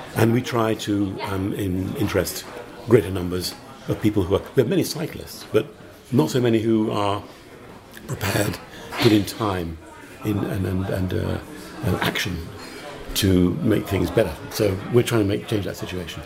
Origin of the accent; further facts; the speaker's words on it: United Kingdom; moved away as an adult; now in Malta; I'm British, but I've been living in Malta for 25 years.